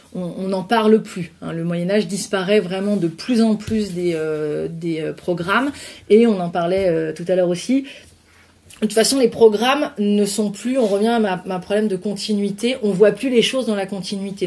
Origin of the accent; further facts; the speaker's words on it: France; also born or lived in near Burgundy (residence); en tant que Français